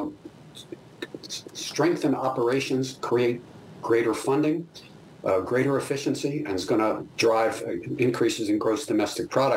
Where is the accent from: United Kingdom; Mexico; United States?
United States; as an American